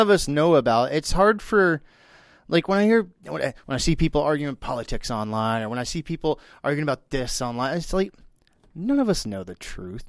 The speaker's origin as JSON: {"language": "English", "region": "Texas", "country": "United States", "moved": "yes", "lives_now": "Florida, United States", "said": "I'm from Texas"}